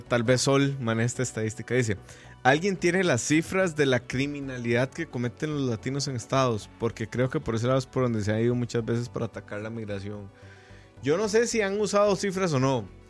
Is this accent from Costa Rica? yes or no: yes; Costa Rica; solo porque éramos ticos